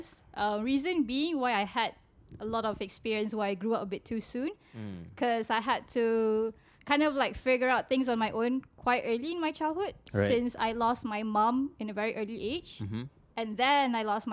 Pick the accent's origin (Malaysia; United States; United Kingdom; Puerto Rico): Malaysia; Subang Jaya, Selangor; Born and raised in Subang Jaya, right. My hood